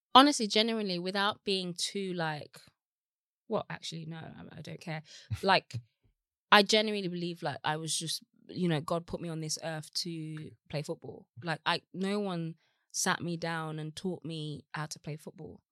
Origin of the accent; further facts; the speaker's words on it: Birmingham, West Midlands, United Kingdom; moved away as an adult; also born or lived in Los Angeles; now in London, United Kingdom; I had a great childhood in Birmingham